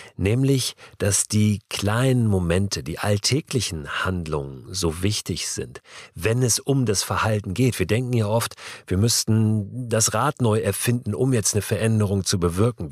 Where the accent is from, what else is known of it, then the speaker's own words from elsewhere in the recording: Germany; als Deutsche aus einer Generation